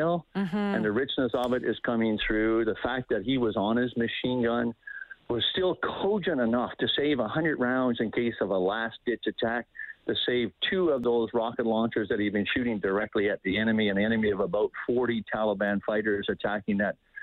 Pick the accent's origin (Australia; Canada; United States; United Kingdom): Canada; we as a nation, we as the Canadian Armed Forces